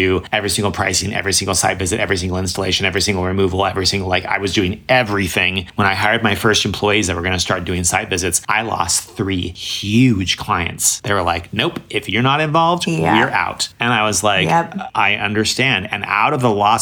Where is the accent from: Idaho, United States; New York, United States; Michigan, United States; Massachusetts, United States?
Idaho, United States; Boise; now in Portland, United States; I popped into Boise, my hometown. I live in Portland